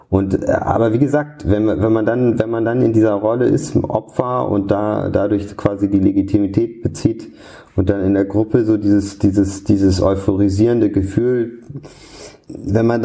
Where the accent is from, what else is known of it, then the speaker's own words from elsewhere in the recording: Hamburg, Germany; Wir sind früher viel nach Dänemark gefahren. Ich komme eigentlich aus Hamburg.